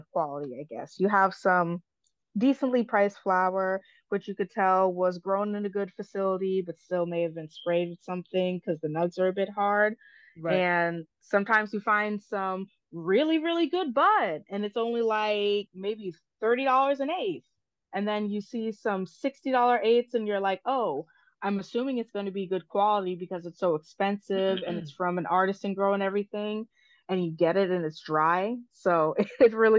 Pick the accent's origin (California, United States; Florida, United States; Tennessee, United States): Florida, United States; moved away as an adult; also born or lived in Caribbean; now in Detroit, United States; I'm actually originally from Florida. I moved to Michigan 2 years ago to explore the recreational cannabis industry, but I spent most of my life in Florida and my family's from the Caribbean